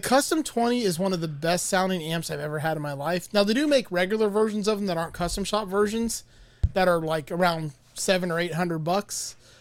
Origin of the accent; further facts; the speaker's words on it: Miami, Florida, United States; I'm from Miami, born and raised